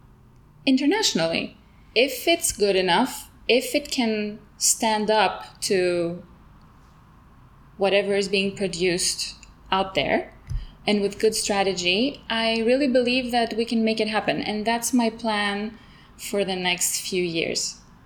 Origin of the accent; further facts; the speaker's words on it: Switzerland; now in Greece; I didn't grow up in Greece. I grew up in Switzerland, where he was based.